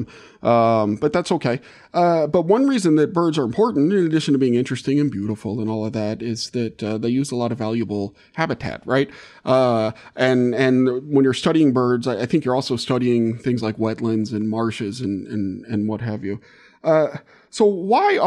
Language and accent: English; New Orleans, Louisiana, United States; moved away as an adult; also born or lived in Great Lakes region; the coastal swamps we had in New Orleans or in Louisiana where I grew up